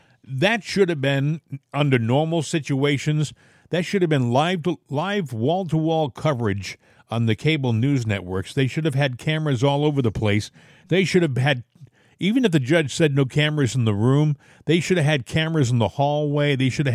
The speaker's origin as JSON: {"language": "English", "region": "Massachusetts", "country": "United States", "also_born_or_lived": "Rhode Island", "said": "I was from Massachusetts and then Rhode Island. You know, these are states that are solid Democrat."}